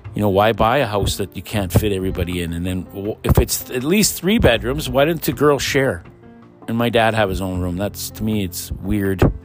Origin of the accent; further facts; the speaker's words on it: Pine Falls, Manitoba, Canada; that's where I grew up in Pine Falls